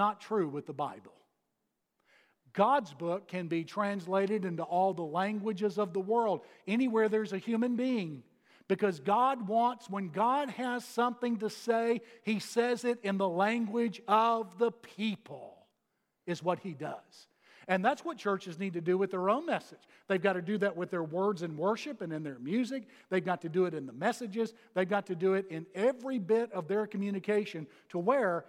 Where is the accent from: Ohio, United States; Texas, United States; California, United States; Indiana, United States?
Texas, United States; moved away as an adult; now in Georgia, United States; having come here from Texas. Now, I'm still a Texan